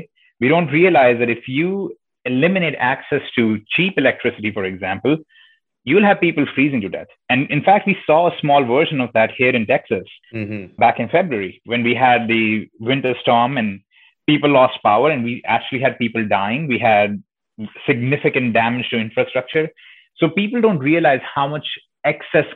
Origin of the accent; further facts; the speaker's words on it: India; accent: slight accent; moved away as an adult; now in United States; growing up in India